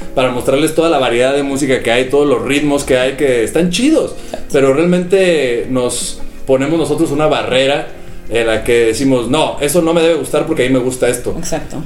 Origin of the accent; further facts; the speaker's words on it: Mexico; siempre estamos buscando como, como los mexicanos